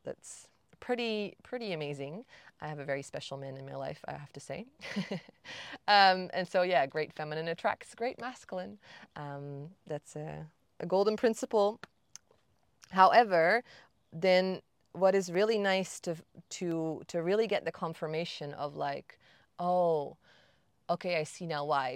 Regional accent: Netherlands; moved away; also born or lived in Bali; I'm from the Netherlands

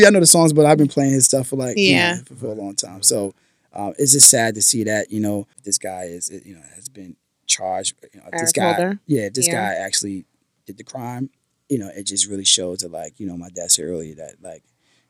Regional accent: New York City, New York, United States; I grew up in Harlem.

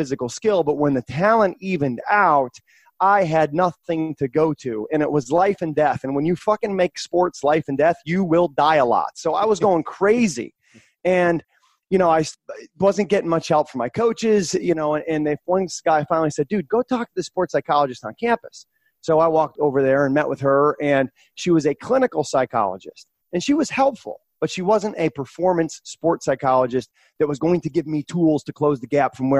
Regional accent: Massachusetts, United States; also born or lived in Vermont; I grew up in a small town in Massachusetts.

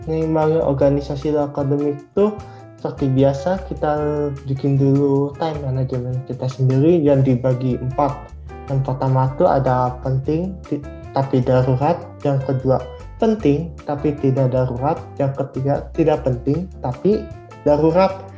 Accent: Bandung, West Java, Indonesia; Aku asli Bandung, Kak.

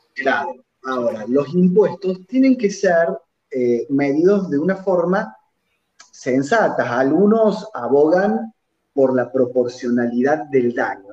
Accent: Argentina; los argentinos

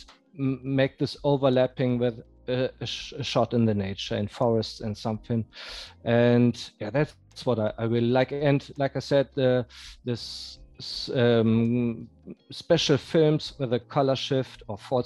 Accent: North Rhine-Westphalia, Germany; moved away as an adult; now in Munich, Germany; I'm living in Munich, but I'm from Westphalia in Germany, in the middle of Germany. And I moved to Munich 6 years ago

